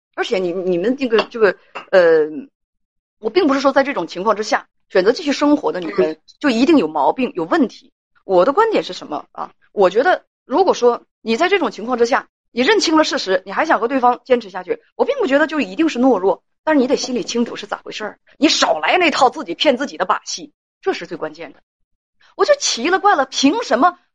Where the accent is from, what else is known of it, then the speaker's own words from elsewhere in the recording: Heilongjiang, China; 包括我们黑龙江人也有好样儿的，也有不怎么着的